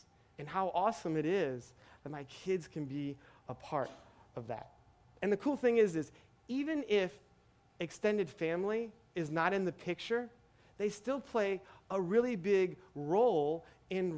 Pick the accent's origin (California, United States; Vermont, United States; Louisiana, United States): Louisiana, United States; Metairie; moved away as an adult; also born or lived in Kenner / New Orleans / San Diego; I was born and raised here in Metairie